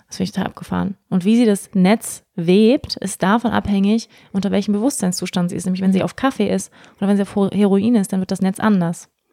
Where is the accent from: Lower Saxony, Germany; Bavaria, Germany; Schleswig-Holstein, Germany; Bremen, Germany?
Schleswig-Holstein, Germany; moved away; also born or lived in Bali; Ich bin in Schleswig-Holstein aufgewachsen